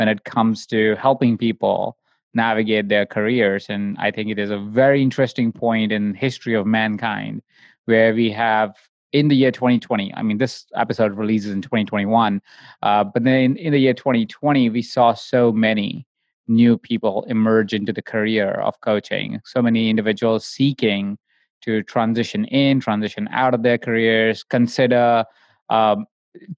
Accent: India; when I grew up as well in India

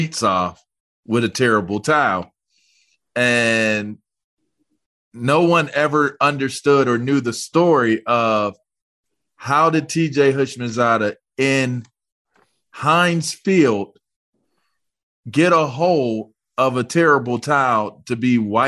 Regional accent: Pittsburgh, Pennsylvania, United States; I'm from Pittsburgh

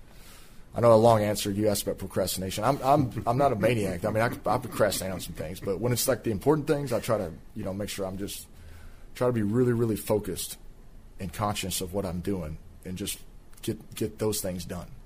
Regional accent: Fort Worth, Texas, United States; growing up in Fort Worth area, and when he was playing for the Rangers, like being able to like see him

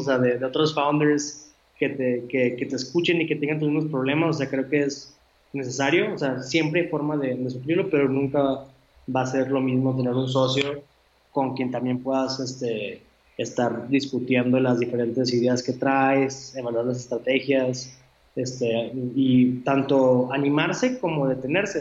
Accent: Monterrey, Nuevo León, Mexico; los tres somos de Monterrey

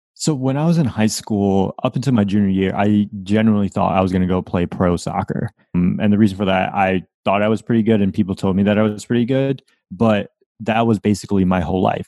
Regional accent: Windsor, Connecticut, United States; now in Florida, United States; I grew up in Windsor, Connecticut

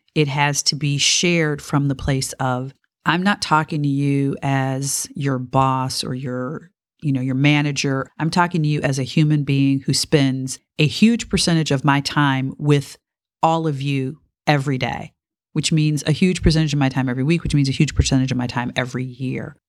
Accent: Detroit, Michigan, United States; I grew up in Detroit in the nineteen sixties

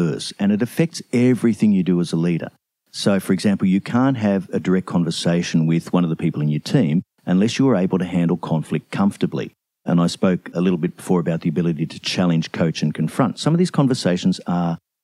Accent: Brisbane, Queensland, Australia; I am Australian. I'm from Brisbane, Australia

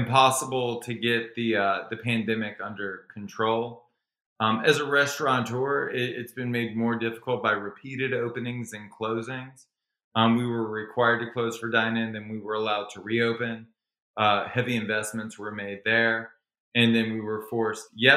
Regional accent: Baton Rouge, Louisiana, United States; moved away as an adult; now in Los Angeles, United States; I was born and raised in Baton Rouge, Louisiana, which is a small town in the deep south

